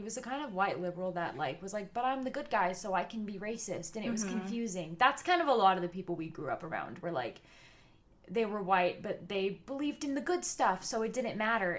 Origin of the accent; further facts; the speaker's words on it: California, United States; we're from California, so we grew up around of like a lot of white liberals.